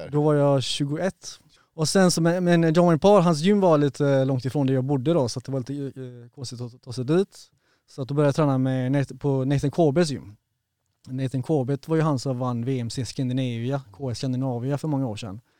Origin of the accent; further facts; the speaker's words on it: Partille, Västra Götaland, Sweden; Det började i Partille faktiskt. Ja. Jag växte upp i Partille.